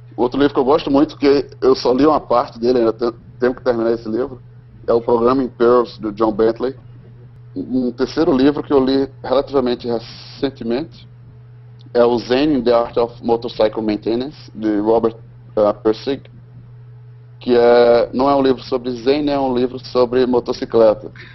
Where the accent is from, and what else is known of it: Brazil; first language Portuguese; moved away as an adult; now in United States